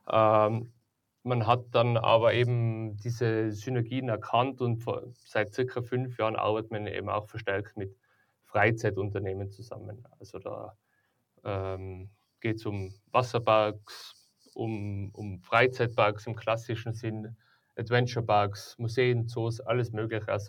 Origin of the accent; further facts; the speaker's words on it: Tyrol, Austria; Ja, also wie gesagt, ähm, ich bin ja aus Tirol, ich komme aus der Tourismusbranche